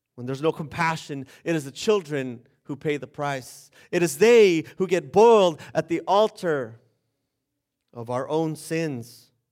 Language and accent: English; Bolivia; now in United States; I'm from Bolivia.